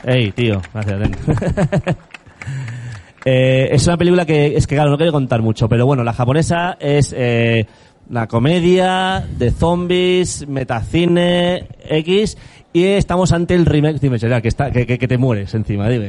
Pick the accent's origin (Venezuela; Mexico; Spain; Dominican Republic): Spain; Region of Murcia; Soy murciano